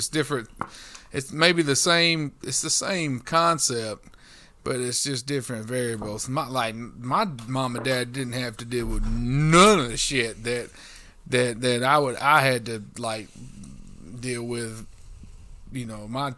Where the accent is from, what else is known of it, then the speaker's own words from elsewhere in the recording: the South, United States; I'm from the South